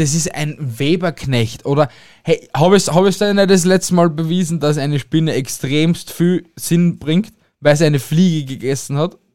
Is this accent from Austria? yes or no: yes; Austria; bei uns in Österreich